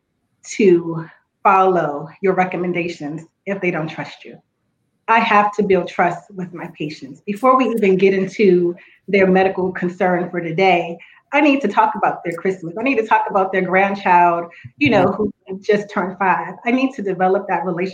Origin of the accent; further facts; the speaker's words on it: Washington, District of Columbia, United States; being a Black female growing up in Washington, D.C., attending public school